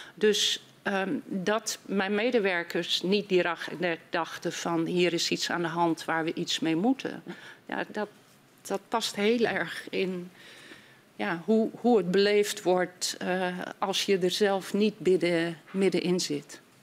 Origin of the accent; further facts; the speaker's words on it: Groningen, Netherlands; ik ben Groningse